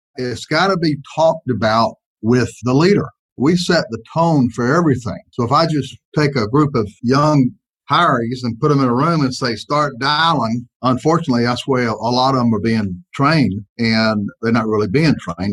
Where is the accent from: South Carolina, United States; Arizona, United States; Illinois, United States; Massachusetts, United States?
South Carolina, United States; Greenwood; moved away as an adult; also born or lived in South Florida; I grew up in Greenwood, South Carolina